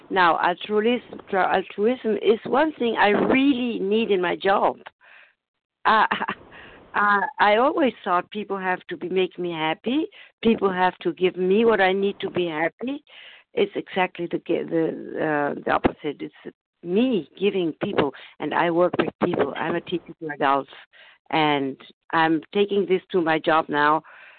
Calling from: Germany; I'm calling from Germany.

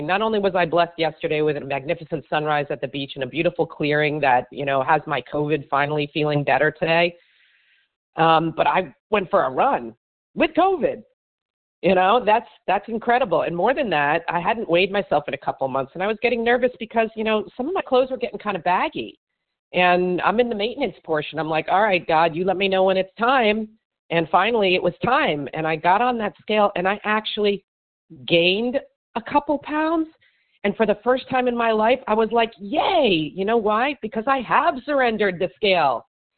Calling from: Miami, Florida, United States; Miami, Florida.

